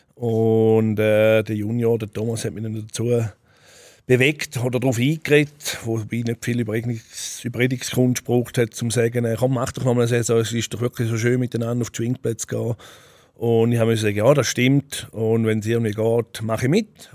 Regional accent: Switzerland; Ich bin auch hier groß geworden

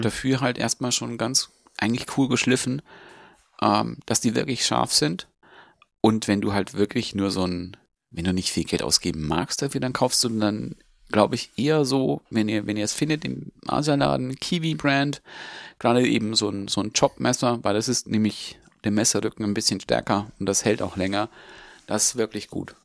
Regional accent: Augsburg, Bavaria, Germany; Bei uns in Augsburg

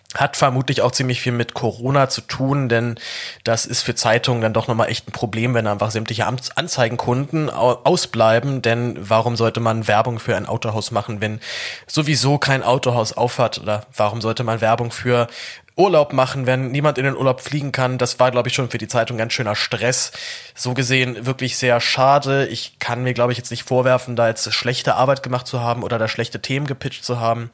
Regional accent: Germany; als Deutscher

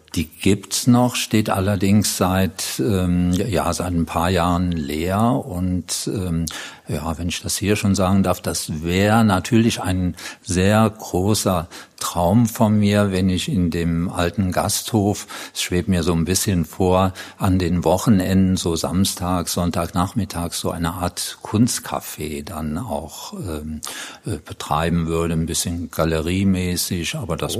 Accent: Dattenberg, Rhineland-Palatinate, Germany; also born or lived in Neuwied; ich komme aus der Gegend, also aus der Linzer Gegend, Linz am Rhein und der Nachbarort Dattenberg und da komme ich her und wohne im Grunde genommen auch heute dort

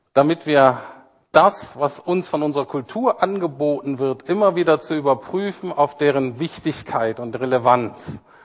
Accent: Bremen, Germany; now in Berlin, Germany; Ich komme ja so aus Bremen, so ein bisschen

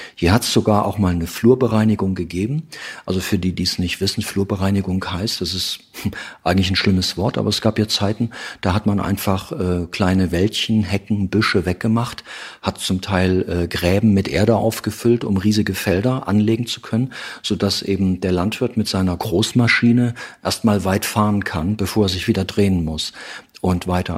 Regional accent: East Germany, Germany; ich komme noch aus der Zeit, aus der DDR

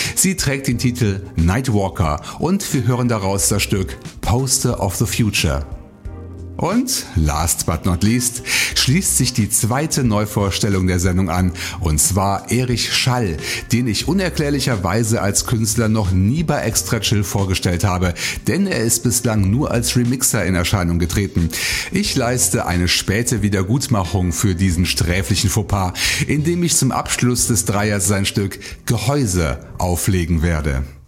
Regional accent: Bonn, North Rhine-Westphalia, Germany; meine Heimatstadt Bonn

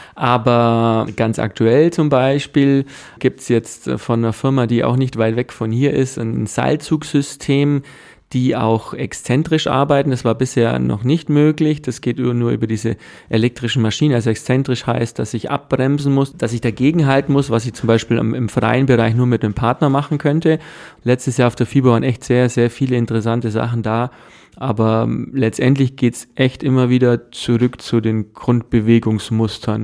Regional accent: Germany; bei uns in Deutschland

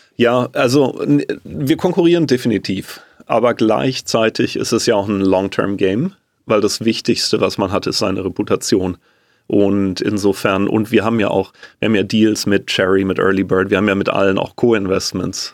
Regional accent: Germany; als Deutscher

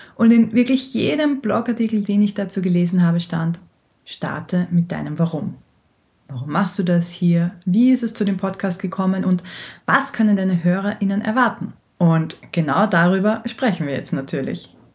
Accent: Austria; weil ich niederländische Wurzeln hab, aber ich bin, wie du vielleicht hörst, waschechte Österreicherin.

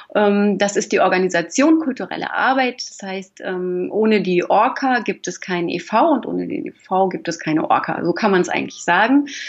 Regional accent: Hamburg, Germany; moved away as an adult; also born or lived in Lich, Hesse; now in Fulda, Germany; Geboren bin ich in Lich in Hessen, ähm, aber aufgewachsen äh, am Hamburger Stadtrand. Also bin ich eher ein Nordlicht, würde ich sagen

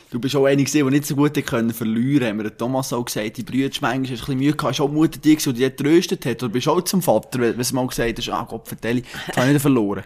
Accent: Switzerland; wir Schweizer

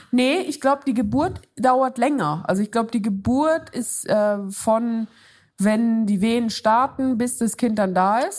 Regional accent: Switzerland; moved away; Es geht zurück in meine Heimat, in die Schweiz.

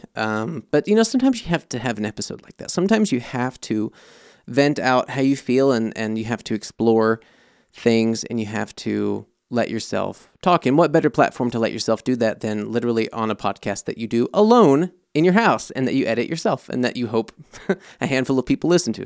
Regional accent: United States; now in Germany; I'm American

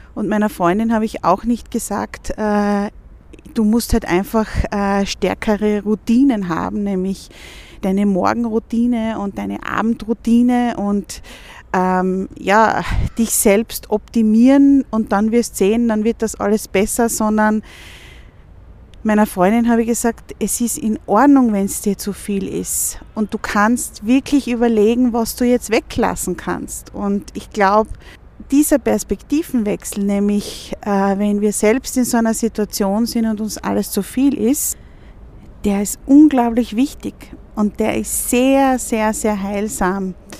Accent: Vienna, Austria; gerade bei uns in Wien jetzt

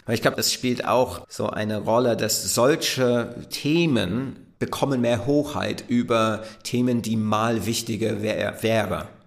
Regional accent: Southampton, South East England, United Kingdom; German is a second language; moved away; Ich bin groß geworden in Southampton, was eine Hafenstadt ist. Der Stadtteil, in dem ich aufgewachsen bin, heißt Woolston

